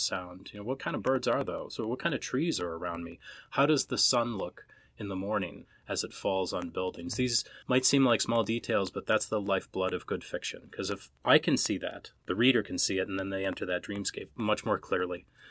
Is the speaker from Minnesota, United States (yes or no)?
yes; Minnesota, United States; I'm an Irish Catholic kid from Minnesota